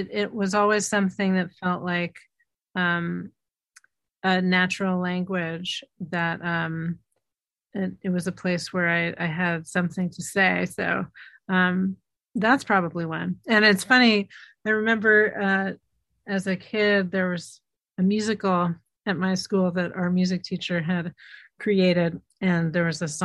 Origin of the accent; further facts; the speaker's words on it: New York City, New York, United States; growing up in Manhattan